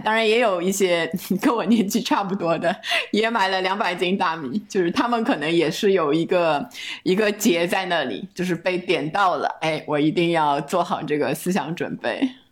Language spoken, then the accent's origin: Chinese; Shanghai, China; 我是上海人